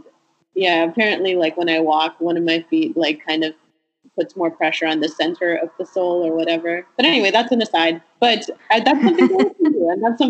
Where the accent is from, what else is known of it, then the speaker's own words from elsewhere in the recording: Sint Maarten; now in United States; all throughout my time growing up in St. Martin, I never had them.